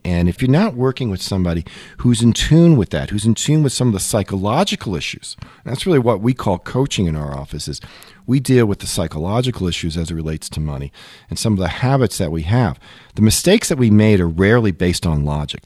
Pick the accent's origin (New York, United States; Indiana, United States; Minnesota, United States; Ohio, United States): New York, United States; Long Island; as a kid, I grew up in Long Island.